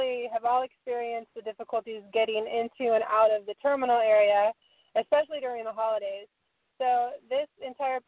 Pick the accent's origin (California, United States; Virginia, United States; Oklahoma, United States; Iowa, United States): California, United States; Southern; Born and raised in Southern California